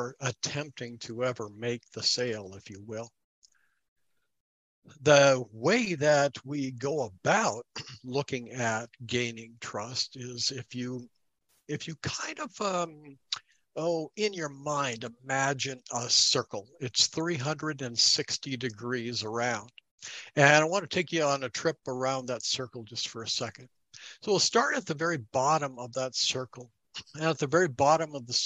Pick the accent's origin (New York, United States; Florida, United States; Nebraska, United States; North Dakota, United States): North Dakota, United States; I hail from North Dakota